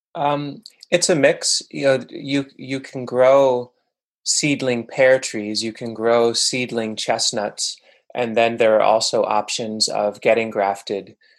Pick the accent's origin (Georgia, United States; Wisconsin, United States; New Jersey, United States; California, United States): New Jersey, United States; Bergen County, northern; also born or lived in Manhattan, New York; now in New York, United States; my folks moved to suburban quote unquote northern New Jersey when I was a little kid. But it was a pretty densely populated area in Bergen County.